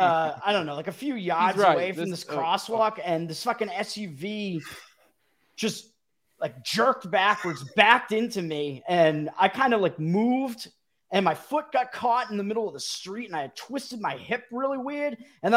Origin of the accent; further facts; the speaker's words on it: Boston, Massachusetts, United States; accent: Boston; moved away; I'm from Boston.